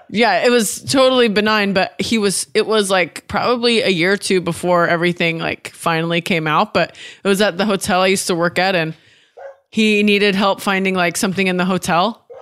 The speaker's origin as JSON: {"language": "English", "region": "Oregon", "country": "United States", "tie": "born or raised there", "also_born_or_lived": "Washington", "said": "I grew up in Washington and Oregon."}